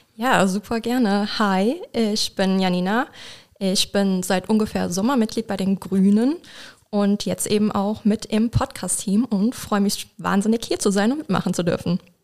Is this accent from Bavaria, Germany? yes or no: no; Mülheim-Kärlich, Rhineland-Palatinate, Germany; now in Koblenz, Germany; ich komme aus Mülheim-Kerlich, bin aber hier in Koblenz zur Schule gegangen